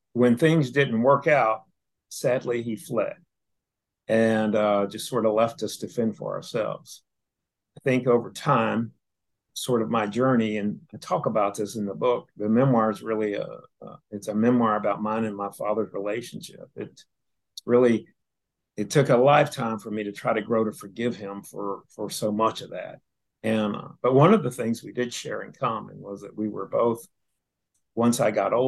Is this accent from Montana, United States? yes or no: no; Statesville, North Carolina, United States; now in Houston, United States; I was born in Statesville, North Carolina, which is about 42, 45 miles north of Charlotte. And I was born there in 1965